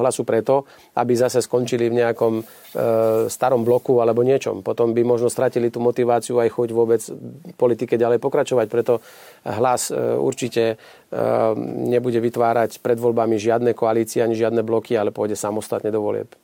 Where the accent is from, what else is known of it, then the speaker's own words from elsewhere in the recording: Slovakia; hrdo sa hlásime k tomu, že sme Slováci